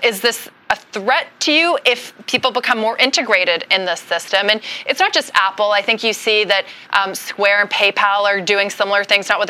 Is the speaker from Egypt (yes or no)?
no; Canada; moved away as an adult; now in United States; I'm Canadian